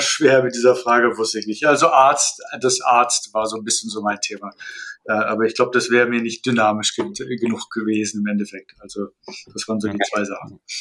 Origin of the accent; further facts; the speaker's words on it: Malaysia; moved away as an adult; also born or lived in Colorado, United States / Turkey / France / Russia; also ich bin in Malaysia geboren, da aufgewachsen